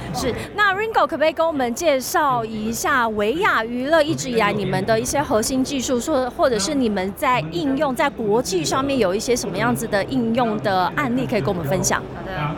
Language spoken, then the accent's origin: Chinese; Tainan, Taiwan; 我明明是台南人